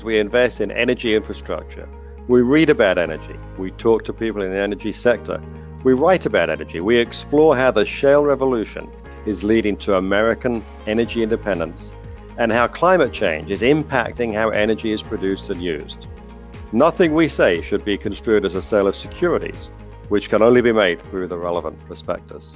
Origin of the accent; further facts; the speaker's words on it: London, United Kingdom; moved away as an adult; also born or lived in New York; now in United States; I learned about America from TV shows when I was growing up in London.